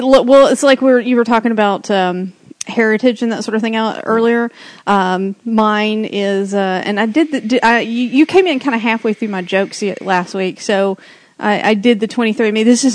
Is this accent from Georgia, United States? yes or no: yes; Rome, Georgia, United States; moved away; I'm from Rome.